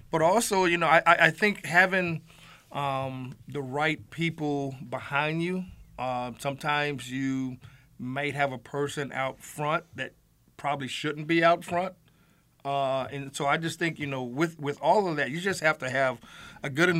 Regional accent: California, United States; now in Buffalo, United States; back in California

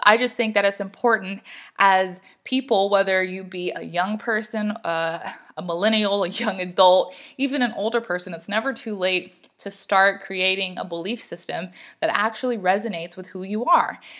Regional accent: the South, United States; I grew up in the South

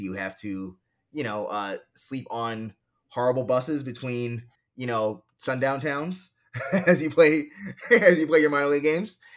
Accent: New York City, New York, United States; now in Harlem, New York City, United States; I grew up in Queens, right, I grew up in a, like, you know, a solidly middle-class to affluent neighborhood

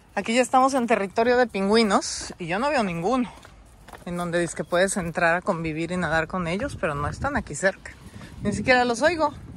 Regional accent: Mexico; Te venimos a saludar desde México

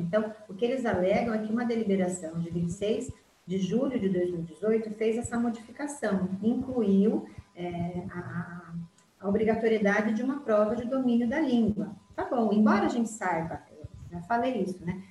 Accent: Brazil; first language Portuguese; moved away as an adult; now in Portugal; eu tive toda a minha trajetória acadêmica, todos os meus certificados, enfim, universitários, é do Brasil

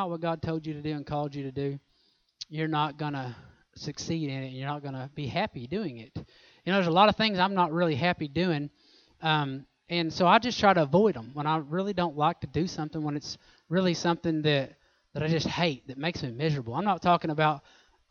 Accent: Oklahoma, United States; I'm from Oklahoma

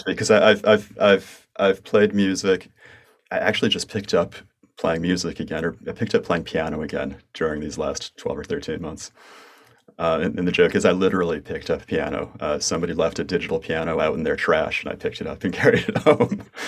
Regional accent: United States; accent: American; in my American accent

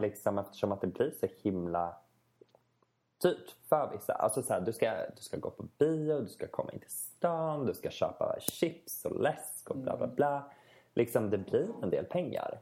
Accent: Stockholm, Stockholm County, Sweden; moved away as an adult; now in Västerås, Sweden; Både du och jag kommer ju från Stockholm

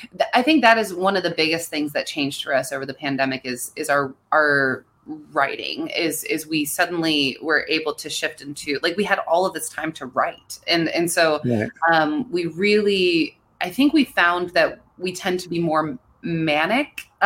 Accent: Pennsylvania, United States; I grew up in a place where, you know, guns were a very normal part of growing up.

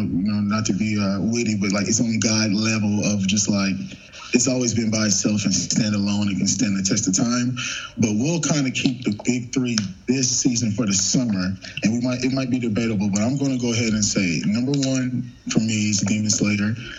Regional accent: Long Island, New York, United States; moved away; also born or lived in Greensboro, North Carolina; I'm from Long Island.

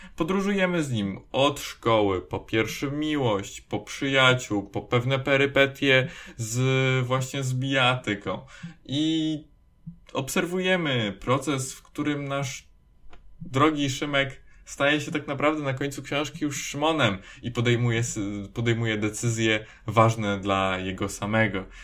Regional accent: Poland

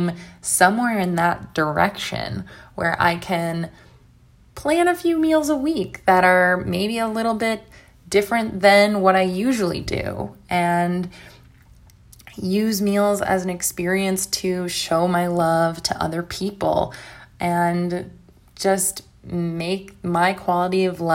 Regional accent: United States; I'm from the United States

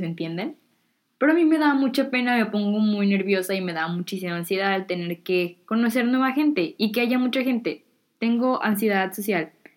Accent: Mexico; now in United States; allá en México tengo mucha gente y muchos amigos

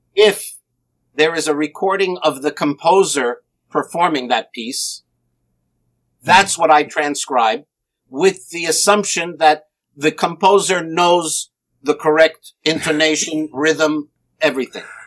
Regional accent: New Jersey, United States; I was born in New Jersey

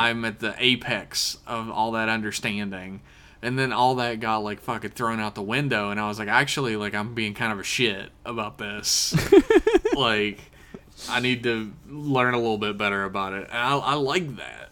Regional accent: West Virginia, United States; I grew up in West Virginia

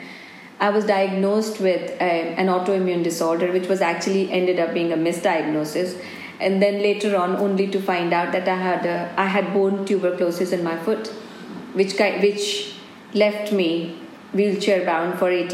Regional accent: Delhi, India; moved away as an adult; now in Scotland, United Kingdom; I'm born and brought up in India

